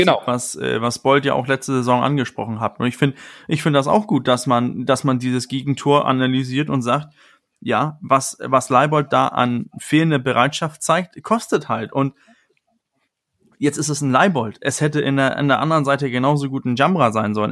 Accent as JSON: {"language": "German", "country": "Denmark", "said": "als Däne"}